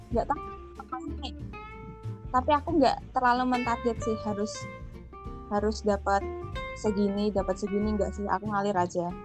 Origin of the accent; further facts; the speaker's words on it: Pati, Central Java, Indonesia; Aku dari Pati, Jawa Tengah